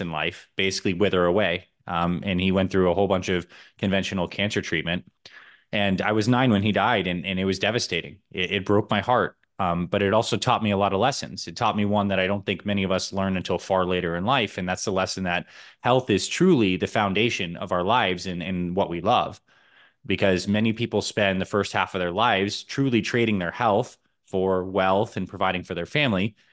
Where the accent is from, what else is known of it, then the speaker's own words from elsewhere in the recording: Syracuse, New York, United States; now in Arizona, United States; I grew up in Syracuse, New York